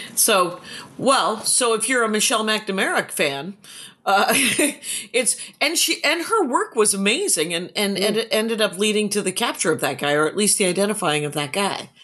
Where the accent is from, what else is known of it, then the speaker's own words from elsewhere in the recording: Wisconsin, United States; I am from Wisconsin